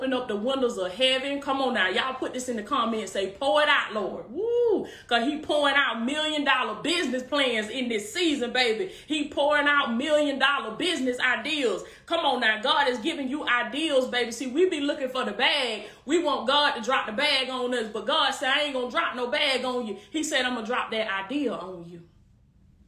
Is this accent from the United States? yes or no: yes; Georgia, United States; Georgia in this thing, my home state